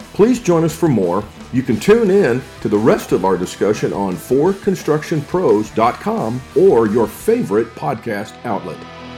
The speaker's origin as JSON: {"language": "English", "region": "Texas", "country": "United States", "tie": "born or raised there", "said": "my home state of Texas"}